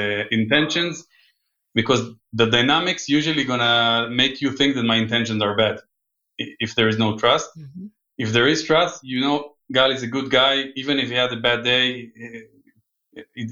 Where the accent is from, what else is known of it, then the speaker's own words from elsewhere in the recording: Israel; English is a second language; moved away; also born or lived in United States; I grew up in Israel, but I lived quite a few times here with my family